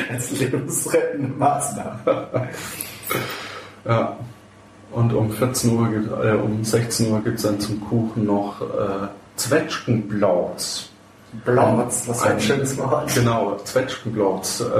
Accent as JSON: {"language": "German", "region": "Bavaria", "country": "Germany", "said": "also ich komme ja ursprünglich aus dem Fränkischen mhm. äh, bei Würzburg und äh, da ist ja in jedem Brot Kümmel drin."}